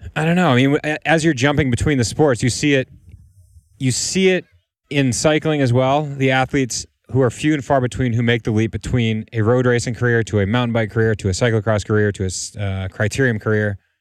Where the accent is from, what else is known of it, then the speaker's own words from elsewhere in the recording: United States; As an American, as a fan of this sport, as an American fan of this sport